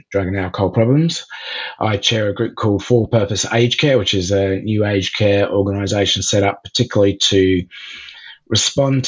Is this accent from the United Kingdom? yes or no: yes; Oxford, South East England, United Kingdom; moved away as an adult; also born or lived in South Africa; now in Melbourne, Australia; I was born in Oxford in England. My father was lecturing at Oxford University